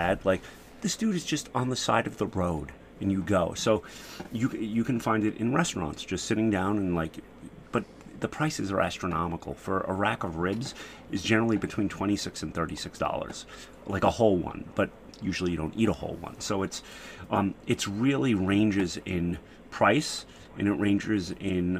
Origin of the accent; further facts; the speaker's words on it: United States; as an American